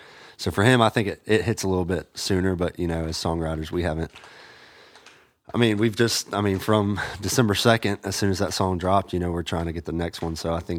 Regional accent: Augusta, Georgia, United States; now in Nashville, United States; kind of rep the hometown.

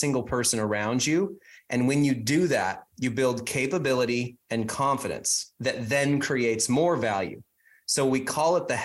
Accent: Whidbey Island, north of Seattle, Washington, United States; now in Phoenix, United States; I grew up about 20 miles from the Canadian border

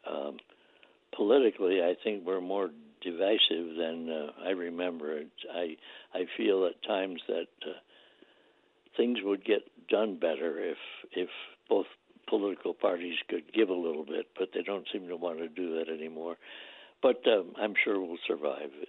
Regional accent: New York, United States; I was back in New York State, which was my home state, and I got to see my family

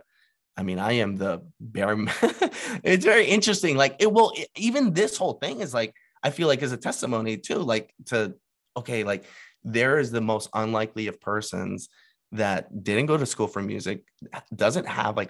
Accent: New York, United States; moved away as an adult; also born or lived in Texas; I am from New York and I went all the way down to Texas

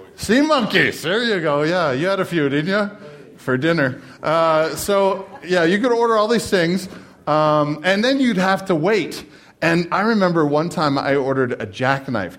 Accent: Canada; I'm Canadian

